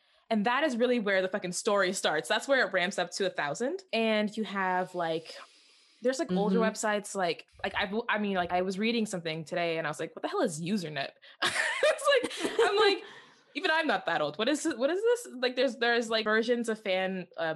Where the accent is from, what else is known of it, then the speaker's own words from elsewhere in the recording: Canada; we're Canadian